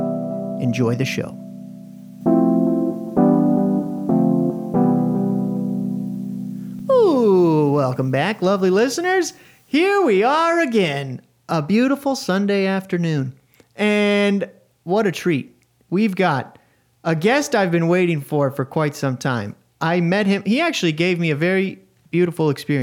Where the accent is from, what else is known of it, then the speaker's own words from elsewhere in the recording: Oregon, United States; now in San Antonio, United States; I was born in Oregon